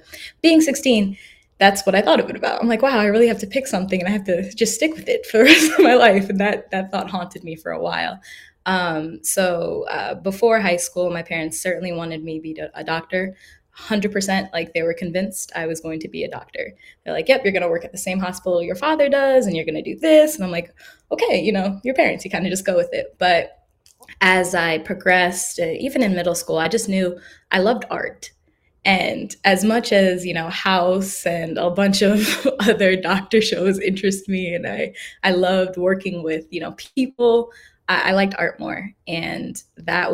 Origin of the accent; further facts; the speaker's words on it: New Jersey, United States; moved away; I'm originally from New Jersey, so I was looking at Rutgers, Montclair, Seton Hall, all these state schools